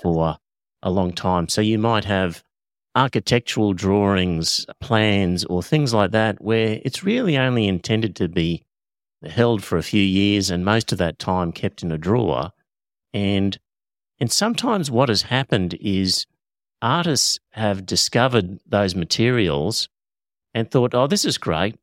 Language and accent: English; Australia; first language English; I'm Australian, so I only speak one language, which is English